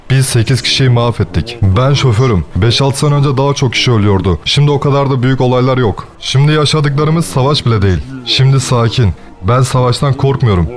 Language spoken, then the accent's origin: Turkish; Ukraine; Ben Ukraynalıyım.